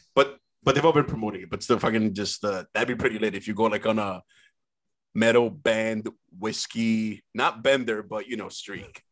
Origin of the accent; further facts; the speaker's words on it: San Pedro de Macorís, Dominican Republic; moved away; I was actually born in the Dominican Republic